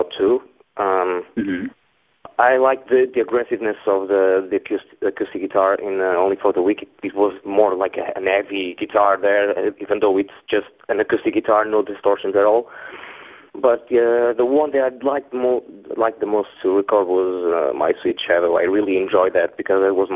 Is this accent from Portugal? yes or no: yes; Portugal; I'm from Portugal